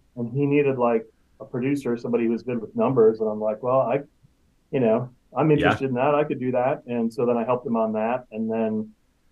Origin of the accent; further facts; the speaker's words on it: Milwaukee, Wisconsin, United States; moved away as an adult; also born or lived in Ohio; now in Portland, United States; I grew up in Milwaukee, Wisconsin.